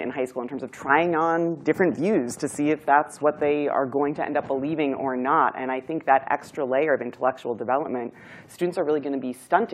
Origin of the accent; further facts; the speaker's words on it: Needham, Massachusetts, United States; I'm from Needham